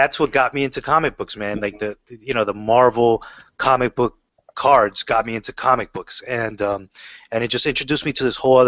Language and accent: English; Miami, Florida, United States; as a kid, I grew up in Miami, Florida.